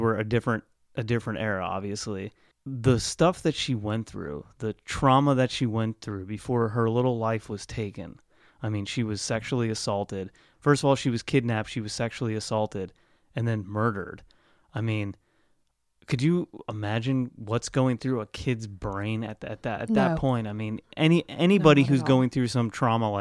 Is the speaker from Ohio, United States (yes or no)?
yes; Lancaster, Ohio, United States; I grew up in Lancaster, Ohio